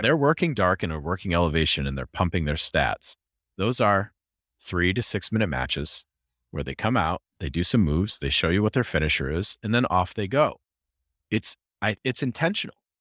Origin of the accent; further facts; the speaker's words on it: Rochester, United States; I'm from Rochester